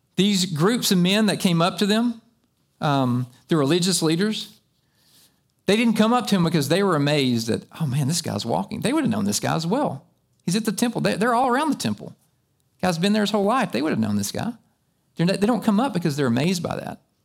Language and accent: English; United States; I've been raised right here in America.